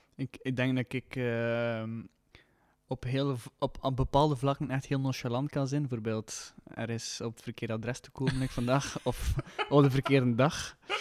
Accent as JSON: {"language": "Dutch", "town": "Leffingen", "region": "Flanders", "country": "Belgium", "said": "Ik, ik kom uit Leffingen ook"}